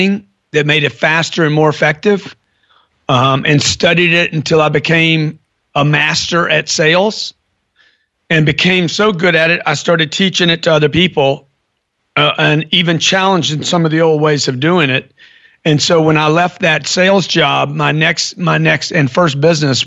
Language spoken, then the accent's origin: English; Lake Charles, Louisiana, United States; I grew up in Lake Charles, Louisiana.